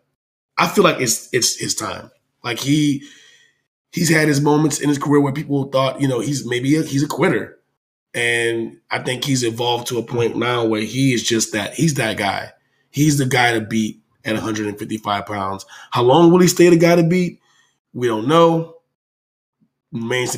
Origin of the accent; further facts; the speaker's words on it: Louisiana, United States; my hometown. Not hometown, but home state